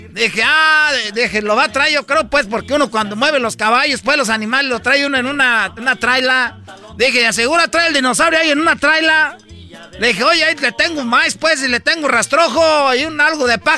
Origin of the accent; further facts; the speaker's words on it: Michoacán, Mexico; yo pues vengo de Michoacán y a mí me tienen envidia pues todos porque soy de Michoacán.